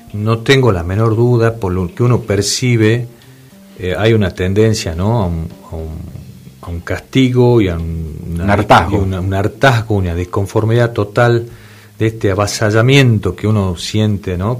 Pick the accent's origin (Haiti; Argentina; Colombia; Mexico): Argentina; Salta; yo soy de Salta Capital